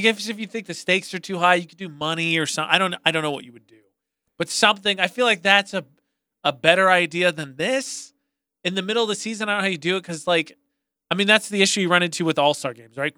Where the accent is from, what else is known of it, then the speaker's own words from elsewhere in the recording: Lafayette, Indiana, United States; now in Cache Valley, United States; The five high schools in my hometown made up uh, our team, the Greater Lafayette Hawks